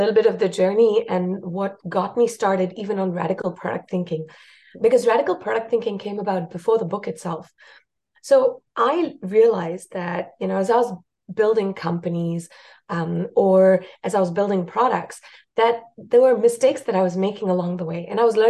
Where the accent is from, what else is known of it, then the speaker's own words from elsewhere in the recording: India; first language Marathi; English is a second language; also born or lived in South Africa; I speak Hindi, Marathi, Tamil, because I lived in India. And my mother tongue is Marathi.